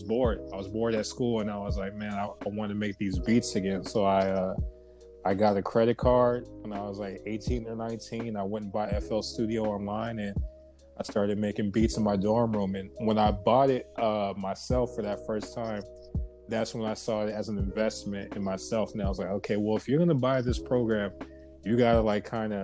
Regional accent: Covina, California, United States; I'm from Covina, California, which is about 30 minutes outside

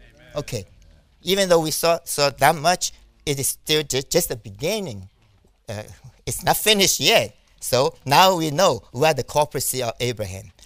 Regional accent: New York, United States; I'm from New York

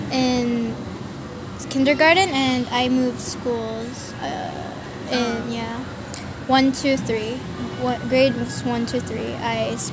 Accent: Baguio, Cordillera Administrative Region, Philippines; now in Cambodia; I was born in the Philippines, but in Baguio.

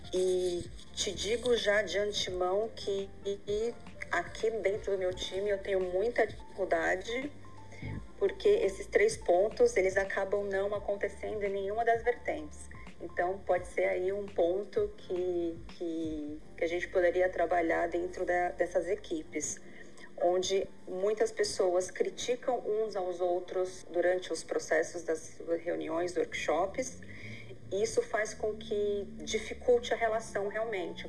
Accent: Brazil; moved away as an adult; eu vim do Brasil, sou casada

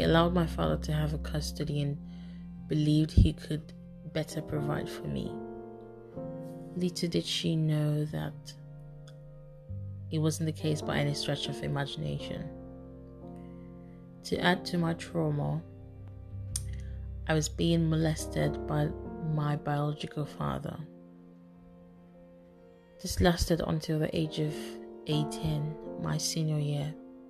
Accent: Baltimore, Maryland, United States; I was raised in Baltimore, Maryland, by my biological father. We moved places numerous times and, as such, never had much stability.

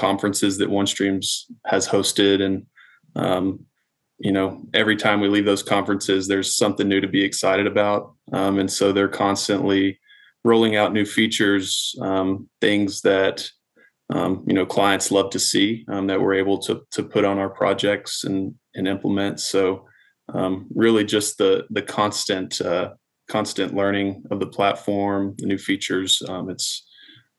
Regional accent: Dallas-Fort Worth area, Texas, United States; I'm from the Dallas-Fort Worth area

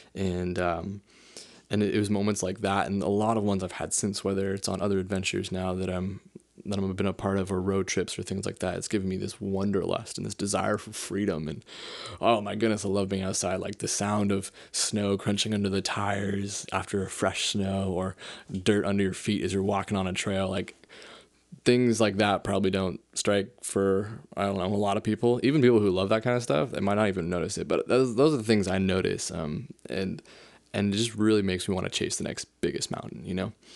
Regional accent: South Lake Tahoe, California, United States; I'm from South Lake Tahoe, California. And, uh, I grew up there since I was in second grade

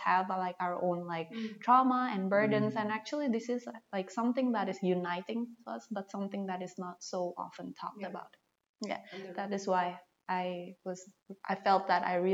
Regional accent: Jakarta, Indonesia; I'm from Jakarta

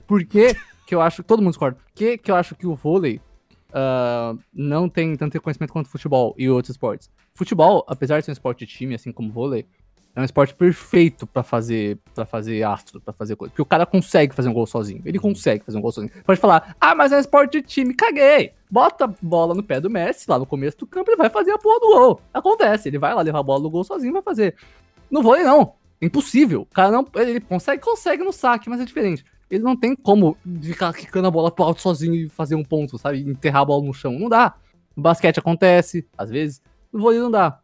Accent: Brazil; sou brasileiro

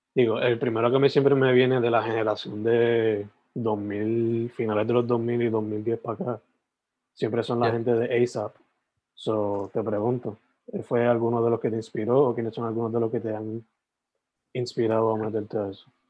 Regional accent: Sabana Grande, Puerto Rico; moved away as an adult; also born or lived in San Germán; now in Carolina, Puerto Rico; yo soy original de San Germán, like, nacido de San Germán, criado en Sabana Grande, pero me mudé para, para la metro por trabajo y vivo Carolina

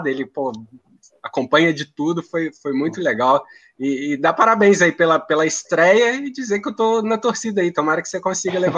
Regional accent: Juiz de Fora, Minas Gerais, Brazil; also born or lived in Rio de Janeiro; now in Montevideo, Uruguay; sou de, sou de Juiz de Fora também, assim, conheço o Luiz de Juiz de Fora, morei no Rio e agora vim arriscar aqui. Montevidéu é uma cidade muito boa.

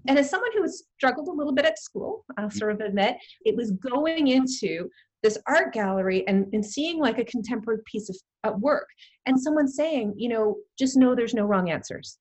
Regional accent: Toronto, Ontario, Canada; moved away as an adult; now in United Kingdom; I'm born and bred in Toronto, and I, I love my hometown. I've been living here in the UK now for about 12 years.

